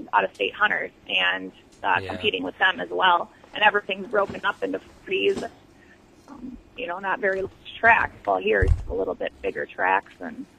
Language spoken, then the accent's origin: English; United States; now in Iowa, United States; I was from Buffalo County, and then my husband is from the Rochester, Minnesota area